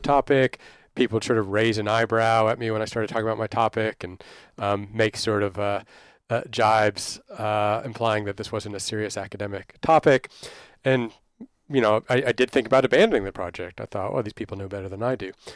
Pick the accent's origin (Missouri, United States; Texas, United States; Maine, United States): Texas, United States; Dallas; now in London, United Kingdom; I grew up in Dallas there